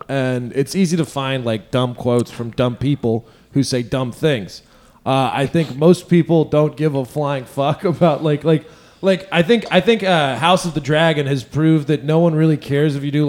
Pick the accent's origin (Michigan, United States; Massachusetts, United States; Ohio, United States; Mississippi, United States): Mississippi, United States; Alcorn County; Hey man, I'm from Alcorn County. We got all corn, no cotton. All right. Corn. So like, yeah, we're northeast Mississippi.